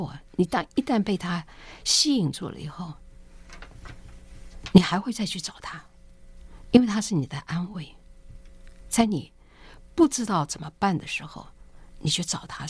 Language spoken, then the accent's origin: Chinese; China; 我们中国人在历史上记得有鸦片战争